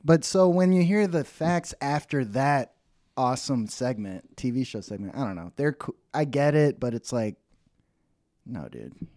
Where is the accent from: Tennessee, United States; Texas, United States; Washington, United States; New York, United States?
Texas, United States; Dallas; also born or lived in Oklahoma; I grew up in Dallas